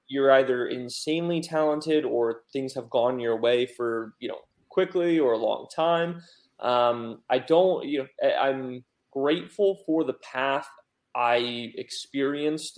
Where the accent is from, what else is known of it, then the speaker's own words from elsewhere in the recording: Pennsylvania, United States; moved away as an adult; also born or lived in Oregon; now in Raleigh, United States; I was actually back home in Pennsylvania visiting for a couple days while living in Oregon.